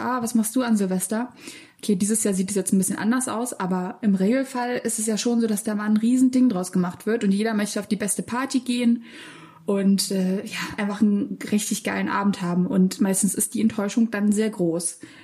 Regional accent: Berlin, Germany; ich komme ähm, aus Lichtenberg ursprünglich

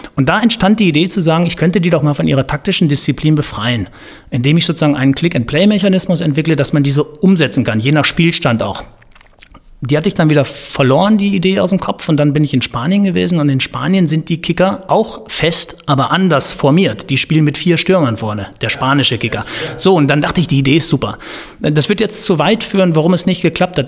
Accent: Cologne, North Rhine-Westphalia, Germany; ich bin ja so ein Tränenkölner. Bei uns in Köln sagt man Jönne könne

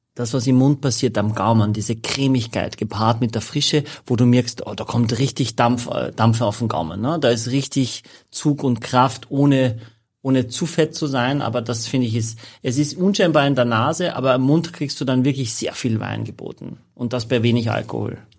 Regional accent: Carinthia, Austria; ich bin Kärntner

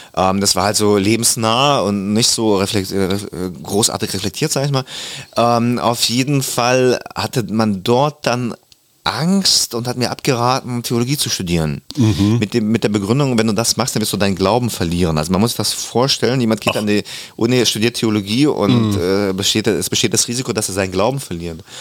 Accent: Germany; German is a second language; also born or lived in Kazakhstan; ich war der einzige nicht-deutschsprachige in der dritten Klasse dann gleich und mhm. ich musste es relativ schnell lernen, die deutsche Sprache

